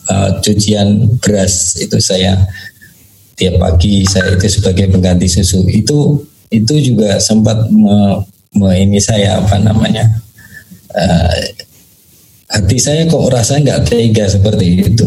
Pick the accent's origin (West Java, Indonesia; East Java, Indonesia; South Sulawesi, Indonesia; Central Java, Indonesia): Central Java, Indonesia; Surakarta; born there; Saya lahir eh, di Surakarta atau tepatnya di Solo. Saya nomor dua dari tujuh bersaudara.